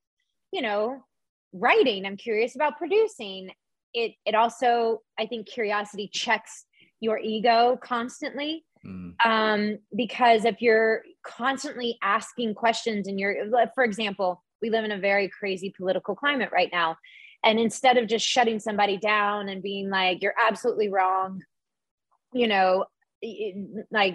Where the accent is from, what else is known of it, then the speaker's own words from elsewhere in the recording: the South, United States; whenever I was younger, growing up in the South